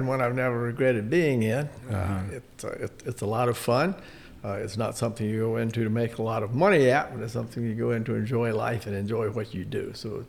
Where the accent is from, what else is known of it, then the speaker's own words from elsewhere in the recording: Columbus County, North Carolina, United States; also born or lived in Brunswick County, North Carolina; I grew up in Columbus County, just a stone's throw away from where I live now in Brunswick County. And my family is originally from Brunswick County.